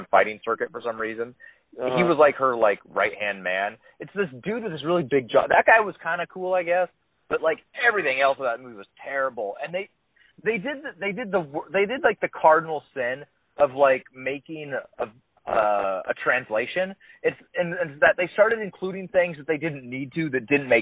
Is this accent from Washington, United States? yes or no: yes; Seattle, Washington, United States; I grew up in Seattle